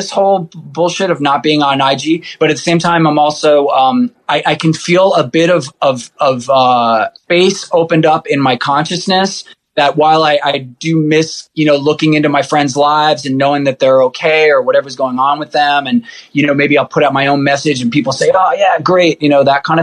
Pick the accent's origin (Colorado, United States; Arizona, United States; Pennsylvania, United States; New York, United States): New York, United States; New York City; now in Upstate New York, United States; I grew up in Rockaway Beach.